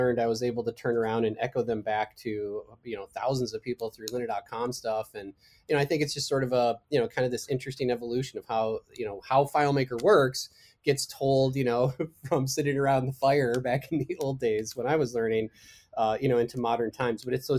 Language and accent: English; Wisconsin, United States; moved away; because this was back when I was still in my home state of Wisconsin